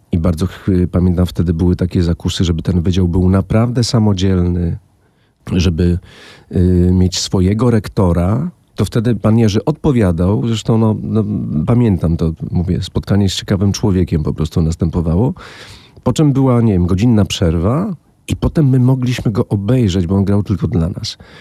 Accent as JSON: {"language": "Polish", "town": "Wałbrzych", "region": "Lower Silesian Voivodeship", "country": "Poland", "also_born_or_lived": "Wrocław", "said": "z Wałbrzycha"}